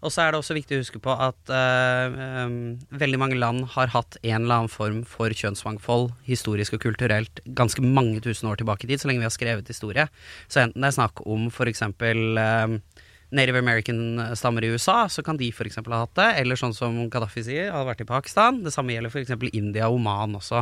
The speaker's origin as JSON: {"language": "Norwegian", "town": "Lørenskog", "region": "Akershus", "country": "Norway", "tie": "born or raised there", "said": "Oppveksten i Lørenskog var også prega av ganske mye homofobi"}